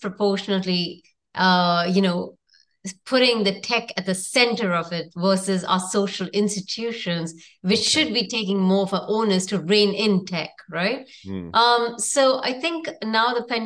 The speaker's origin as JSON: {"language": "English", "country": "India", "also_born_or_lived": "New York / San Francisco", "moved": "as an adult", "said": "I come from India"}